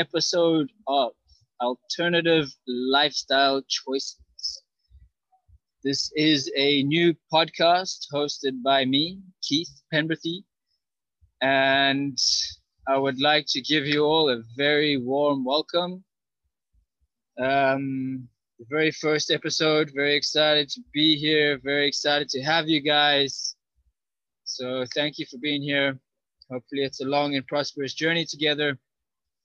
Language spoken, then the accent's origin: English; Johannesburg, Gauteng, South Africa; moved away as an adult; also born or lived in Israel / France / Germany / Spain; now in Tulum, Mexico; I grew up in Johannesburg, South Africa.